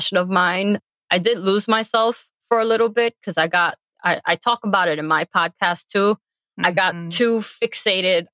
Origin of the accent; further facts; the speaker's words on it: New York City, New York, United States; I was born and raised in the Bronx